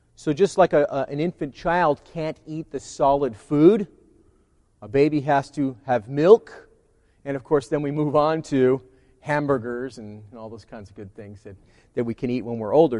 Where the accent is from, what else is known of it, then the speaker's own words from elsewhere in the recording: California, United States; I'm a Californian